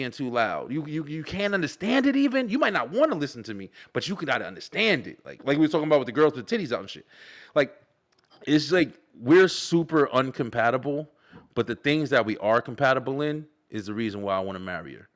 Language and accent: English; Elizabeth, New Jersey, United States; moved away; born and raised in Jersey, Elizabeth, New Jersey, right by New York